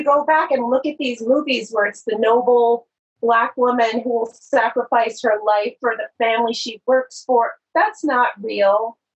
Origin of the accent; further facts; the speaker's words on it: New York City, New York, United States; I'm from New York. I was born and raised in New York, the child of immigrants. My parents came to this country from Guyana, South America, when they were very young. They were a young family, and so I grew up in New York.